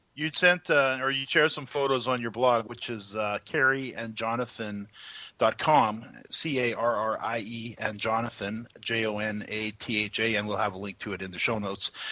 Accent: Canada; as a Canadian

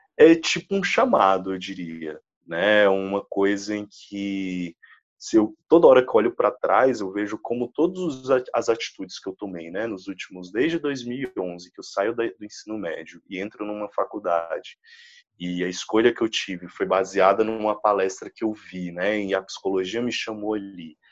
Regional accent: Brazil; a gente é brasileiro

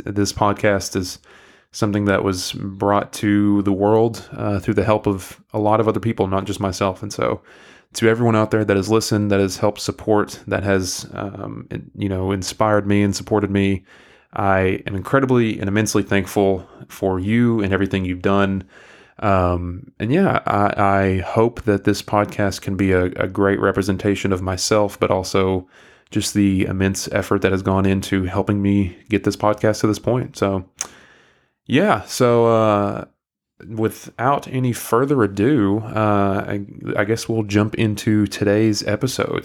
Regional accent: McMinn County, Tennessee, United States; accent: southeastern US; I grew up in, um, Mick Minney County, uh, in Tennessee, uh, Southeast Tennessee

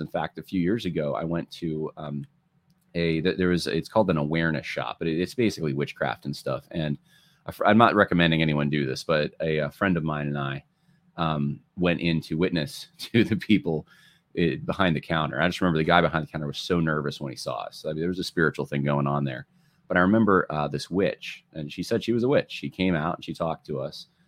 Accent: outside of LA, California, United States; now in New York, United States; I was born actually in California, which, uh, the, outside of L A, very progressive area

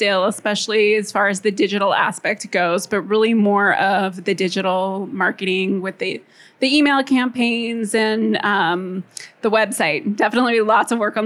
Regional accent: Los Angeles, California, United States; I'm from Los Angeles

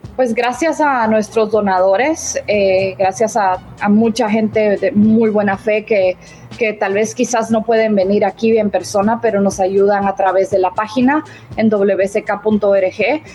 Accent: Guatemala; moved away; yo, por ejemplo, soy de Guatemala

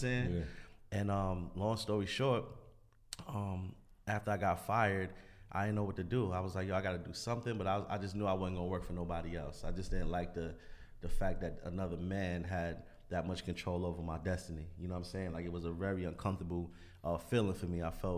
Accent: New York, United States; You know, because I'm from New York. Like, at the end of the day, like, we hustlers.

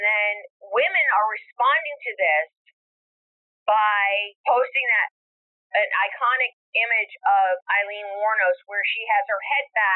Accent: Rhode Island, United States; it was my hometown, my home state

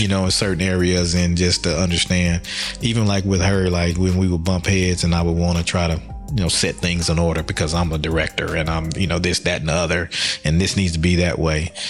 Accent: Birmingham, Alabama, United States; moved away; also born or lived in Florida; Birmingham, Alabama, West End, predominantly black education system

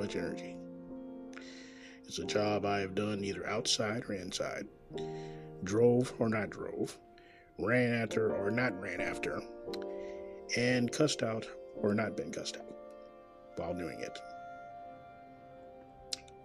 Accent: Kansas City, Missouri, United States; born or raised there

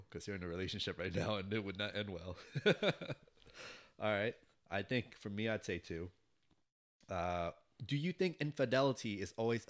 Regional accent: California, United States; That's how it feels being a Californian.

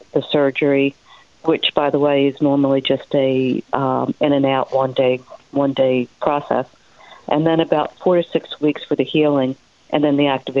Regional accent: Philadelphia, Pennsylvania, United States; I was born and raised in Philly

